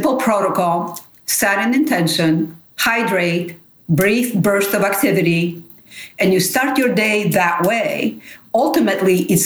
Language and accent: English; Nafplio, Peloponnese, Greece; English is a second language; moved away; I'm from Nafplion. I'm from the old town center of Nafplion.